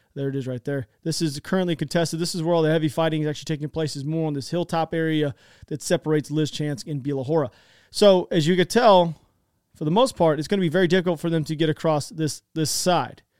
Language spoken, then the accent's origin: English; United States; I'm an American